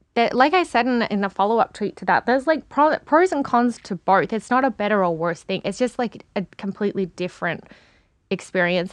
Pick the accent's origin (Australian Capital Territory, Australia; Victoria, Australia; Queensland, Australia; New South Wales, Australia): Victoria, Australia; Melbourne; moved away; also born or lived in Perth; I was born in Perth, but, um, my family moved to Melbourne when I was still a baby. So Melbourne's my hometown